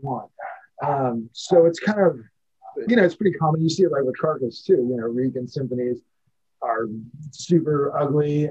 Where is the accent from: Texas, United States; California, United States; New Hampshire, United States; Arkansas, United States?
California, United States; San Francisco, Oakland Bay area; growing up in the San Francisco, Oakland Bay area